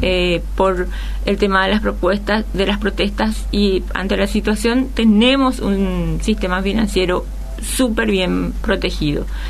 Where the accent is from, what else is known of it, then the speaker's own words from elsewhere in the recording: Paraguay; estamos viviendo y sintiendo todos los paraguayos